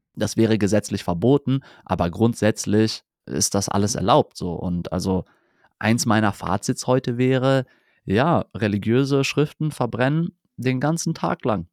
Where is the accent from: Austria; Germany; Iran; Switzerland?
Germany; bei uns in Deutschland